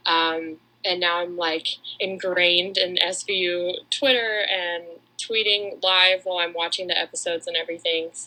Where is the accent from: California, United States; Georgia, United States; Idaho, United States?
Georgia, United States; Atlanta; I'm also from Atlanta